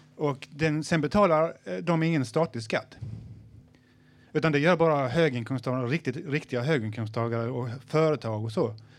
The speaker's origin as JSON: {"language": "Swedish", "country": "Sweden", "said": "jag är ju svensk också"}